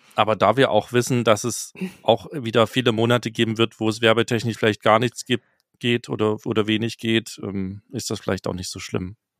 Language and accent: German; Mülsen, Saxony, Germany; moved away; aus Mülsen in Sachsen kommt, was mein Geburtsort ist.